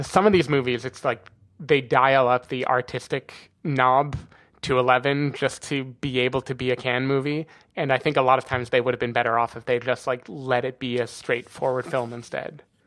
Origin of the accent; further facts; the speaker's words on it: United States; moved away; I'm American